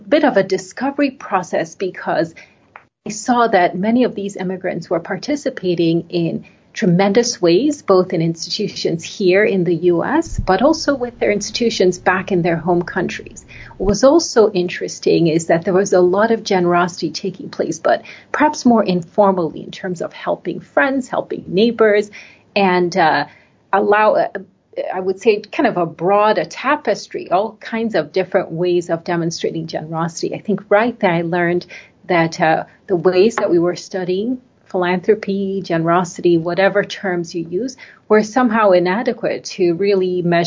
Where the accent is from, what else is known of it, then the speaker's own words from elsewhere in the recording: Nigeria; moved away; I grew up in Nigeria in West Africa. My mother is American. My father is Nigerian.